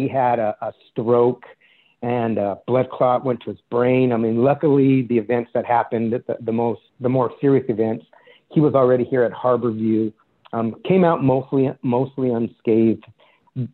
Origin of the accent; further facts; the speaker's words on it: Sunnyside, Washington, United States; moved away as an adult; also born or lived in Seattle; I grew up in Central Washington, a little town called Sunnyside. I'm Hispanic